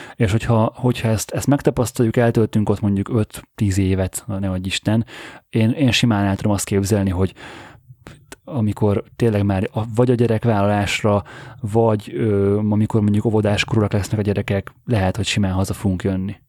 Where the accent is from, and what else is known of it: Hungary; also born or lived in Budapest